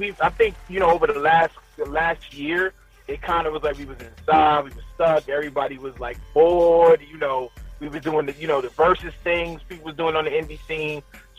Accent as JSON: {"language": "English", "town": "New York City", "region": "New York", "country": "United States", "also_born_or_lived": "down south", "moved": "yes", "lives_now": "Connecticut, United States", "said": "I'm from East New York, Brooklyn."}